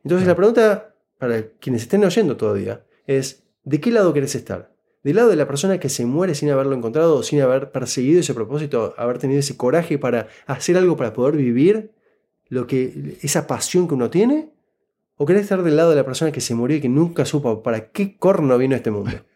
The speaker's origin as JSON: {"language": "Spanish", "region": "Buenos Aires", "country": "Argentina", "tie": "born or raised there", "first_language": "Spanish", "moved": "as an adult", "lives_now": "Canada", "said": "yo nací y crecí en Buenos Aires, Argentina"}